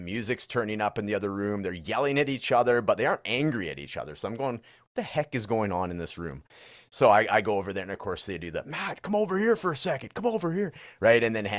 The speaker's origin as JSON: {"language": "English", "region": "British Columbia", "country": "Canada", "said": "So I'm actually from British Columbia, which is like the neighboring province. So that's where Vancouver is and all that."}